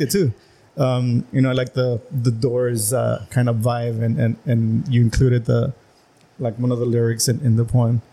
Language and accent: English; Calexico, California, United States; I grew up in in Las Pichoneras, you know, low income